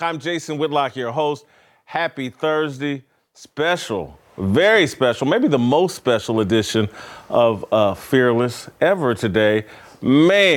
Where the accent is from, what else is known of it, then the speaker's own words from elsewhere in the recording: Indiana, United States; I grew up in Indiana